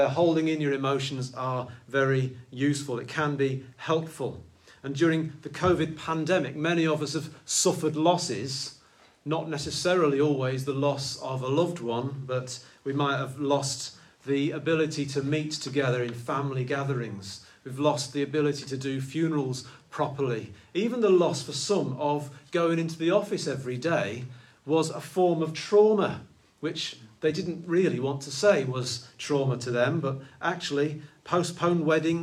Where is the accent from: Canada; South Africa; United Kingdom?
United Kingdom; I'm British